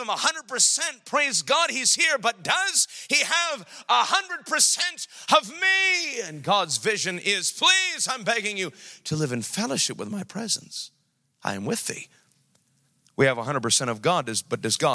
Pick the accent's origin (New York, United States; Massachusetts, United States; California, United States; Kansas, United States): New York, United States; now in Sacramento, United States; I'm from New York